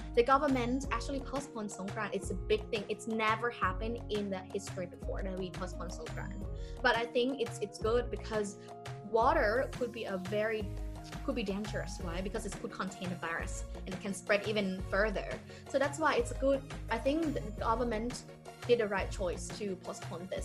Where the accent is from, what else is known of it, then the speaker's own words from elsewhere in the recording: Thailand; i also go to back to my hometown to respect my parents